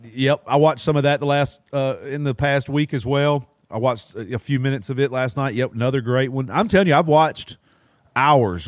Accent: Alabama, United States; also born or lived in Mississippi; now in Florida, United States; I was born in Mississippi and raised in Alabama

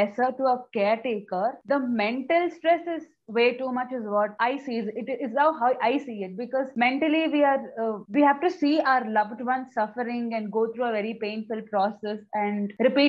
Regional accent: Bangalore, Karnataka, India; from Bangalore, India

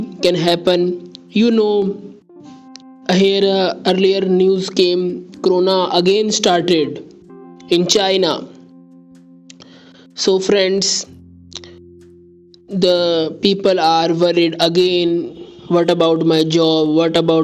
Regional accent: India; I am from India

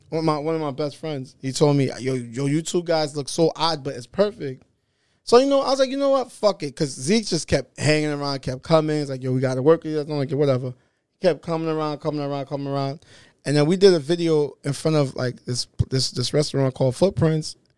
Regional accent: New York City, New York, United States; I'm from Brooklyn. I'm Haitian.

